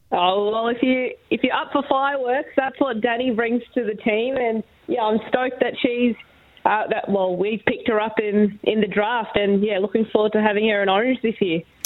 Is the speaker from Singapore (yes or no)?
no; Australia; as an Aussie